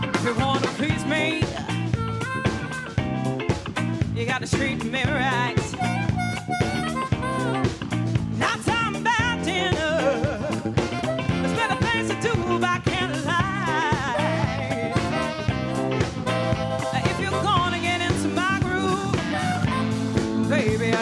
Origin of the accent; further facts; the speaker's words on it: Manchester, North West England, United Kingdom; we're all from Manchester